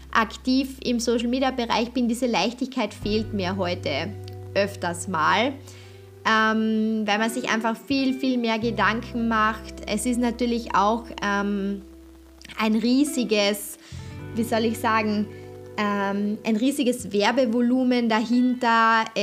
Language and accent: German; Austria; als ich mit YouTube angefangen habe, konnte man als Österreicher überhaupt noch gar keine Werbung vor Videos schalten.